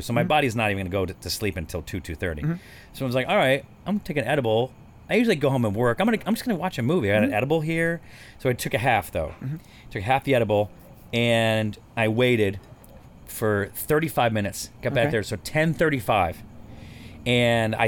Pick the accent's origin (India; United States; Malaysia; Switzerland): United States; California; I'm from California